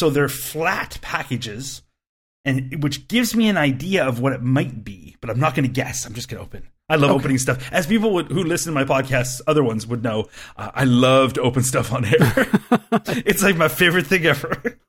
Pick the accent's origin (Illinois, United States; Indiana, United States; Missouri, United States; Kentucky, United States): Kentucky, United States; Louisville; Video Optics was a cabinet manufacturer located in my hometown of Louisville, Kentucky.